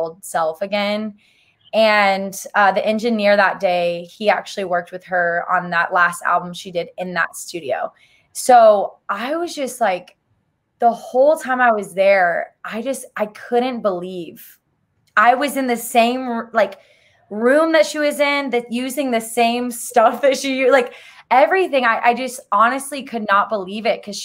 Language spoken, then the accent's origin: English; Arkansas, United States; I grew up in Arkansas